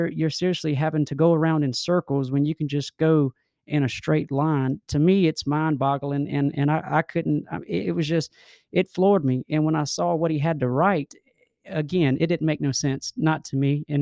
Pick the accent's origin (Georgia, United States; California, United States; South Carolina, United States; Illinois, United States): South Carolina, United States; Fairfield County; I'm from Fairfield County, and my office is down here in Columbia